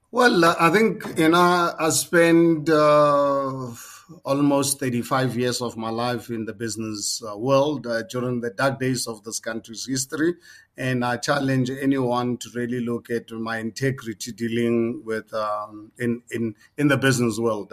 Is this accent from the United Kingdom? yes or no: no; South Africa; as a South African, 62 years of age. I lived more than half of my life under apartheid system.